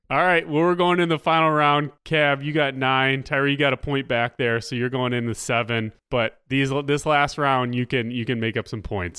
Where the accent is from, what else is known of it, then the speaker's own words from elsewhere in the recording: United States; as an American